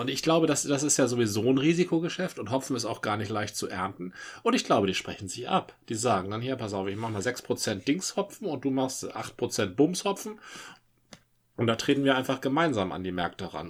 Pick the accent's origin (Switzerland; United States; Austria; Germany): Germany; Dithmarschen, Schleswig-Holstein; now in Hamburg, Germany; da, wo ich herkomme, Dithmarschen